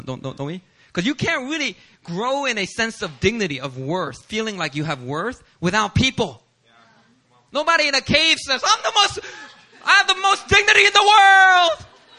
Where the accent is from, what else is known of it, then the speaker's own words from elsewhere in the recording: Langley, British Columbia, Canada; I grew up in Langley, Canada.